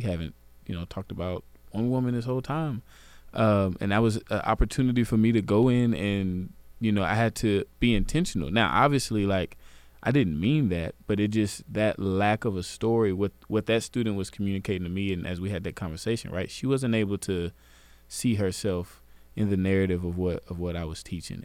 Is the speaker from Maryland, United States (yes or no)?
no; Garland, Texas, United States; I grew up in Garland